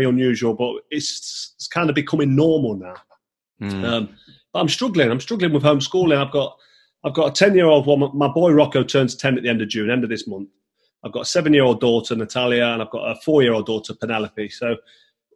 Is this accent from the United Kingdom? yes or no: yes; Nottingham, East Midlands, United Kingdom; in Nottingham, in my hometown